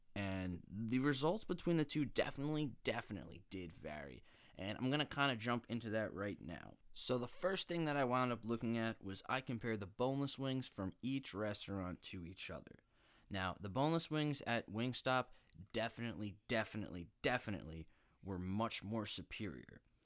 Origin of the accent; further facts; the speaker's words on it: Long Island, New York, United States; moved away as an adult; now in New Jersey, United States; I currently live in New Jersey, right around my campus. But I wasn't always from here. In fact, I'm from Long Island, and that's where my picky days really started